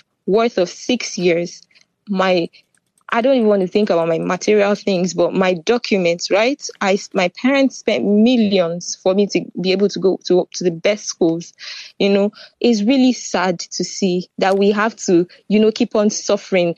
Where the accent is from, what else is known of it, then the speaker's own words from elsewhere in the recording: Nigeria; moved away as an adult; also born or lived in Ukraine; now in Netherlands; I was born in Nigeria, but I didn't come to Netherlands from Nigeria